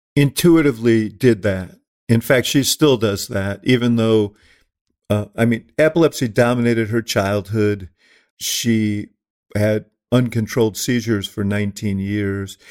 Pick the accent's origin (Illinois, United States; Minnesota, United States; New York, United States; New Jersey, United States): New York, United States; moved away; I grew up in New York.